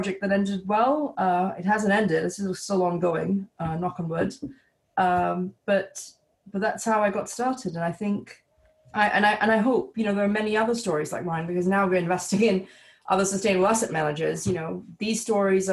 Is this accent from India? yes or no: no; Singapore; also born or lived in British Columbia; my home country in Singapore